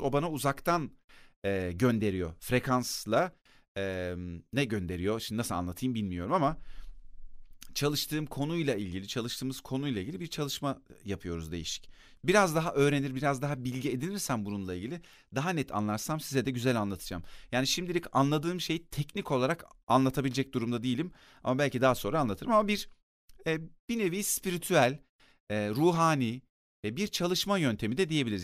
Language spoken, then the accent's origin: Turkish; Akyazı, Sakarya, Turkey; Bir de benim yetiştiğim yer Akyazı, Sakarya'nın Akyazı ilçesi.